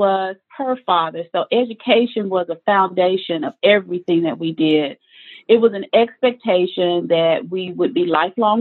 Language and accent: English; Gurdon, Arkansas, United States; accent: Southern; I grew up in Arkansas, specifically a small town named Gurdon, G-U-R-D-O-N. I always spell it because, you know, with the Southern accent